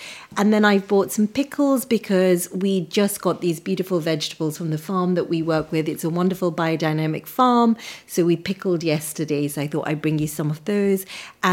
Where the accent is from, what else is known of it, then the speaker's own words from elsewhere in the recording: Nairobi, Kenya; moved away; I was born in Nairobi in Kenya to a very traditional Punjabi family.